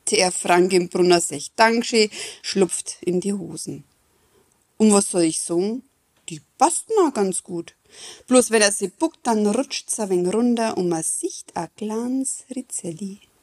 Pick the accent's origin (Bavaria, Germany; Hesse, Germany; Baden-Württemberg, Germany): Bavaria, Germany; Neustadt an der Aisch; bei uns in Neustadt